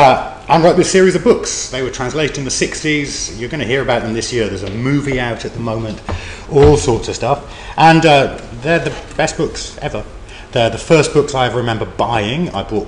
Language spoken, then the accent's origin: English; Newcastle upon Tyne, North East England, United Kingdom; growing up in Newcastle and having family that come from Shetland